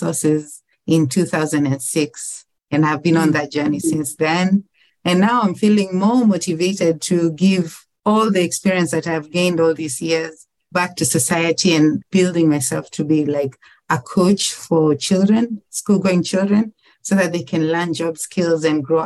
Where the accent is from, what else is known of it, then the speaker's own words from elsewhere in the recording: Mwanza, Tanzania; moved away as an adult; now in Kenya; I was born in a town called Mwanza in Tanzania. So that is south of Kenya